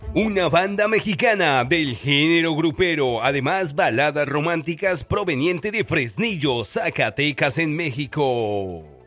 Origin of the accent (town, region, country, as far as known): Colombia; moved away